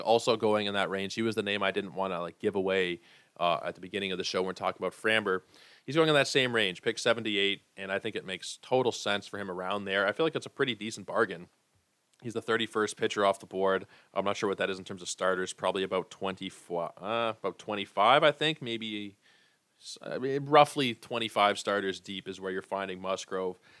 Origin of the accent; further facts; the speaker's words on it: Toronto, Ontario, Canada; I am from Toronto.